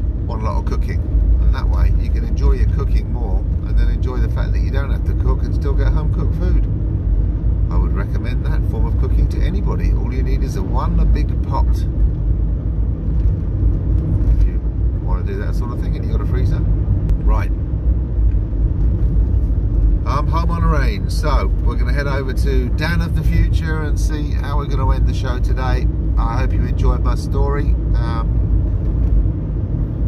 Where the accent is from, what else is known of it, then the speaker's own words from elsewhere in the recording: London, United Kingdom; moved away; I was brought up in London